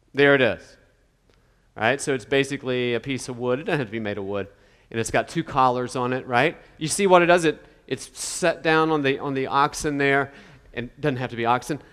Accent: West Virginia, United States; I'm from West Virginia

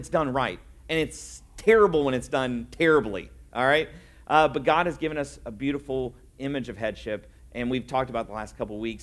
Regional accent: Indiana, United States; also born or lived in Louisville, Kentucky; I grew up in Indiana

